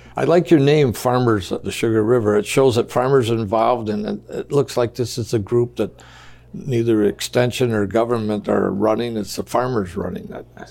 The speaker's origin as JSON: {"language": "English", "region": "Michigan", "country": "United States", "tie": "born or raised there", "said": "I grew up in Michigan"}